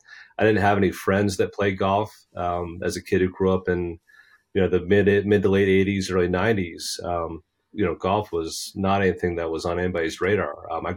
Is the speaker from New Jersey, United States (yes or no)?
yes; Basking Ridge, New Jersey, United States; I'll always come back to saying I'm from Basking Ridge, New Jersey, right in the middle of the state. You know, I grew up in a family where my dad worked in New York City for Pfizer for over 25 years.